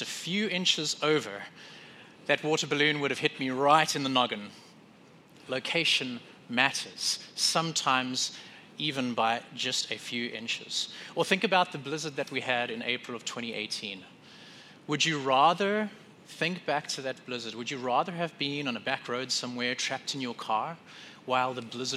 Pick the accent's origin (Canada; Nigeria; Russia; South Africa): South Africa; now in Wisconsin, United States; in South Africa, where I grew up